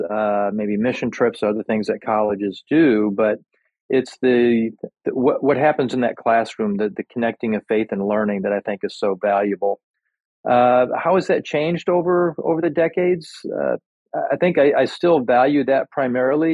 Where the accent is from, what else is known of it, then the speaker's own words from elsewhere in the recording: Chicago, Illinois, United States; moved away as an adult; now in Santa Barbara, United States; I grew up in the Chicago area, actually lived out near Wheaton